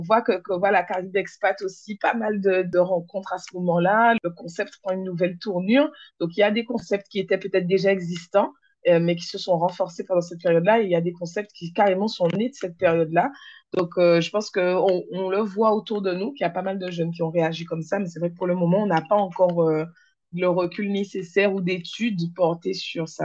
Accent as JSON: {"language": "French", "town": "Le Moule", "country": "Guadeloupe", "said": "Je suis une Guadeloupéenne, moulienne plus précisément"}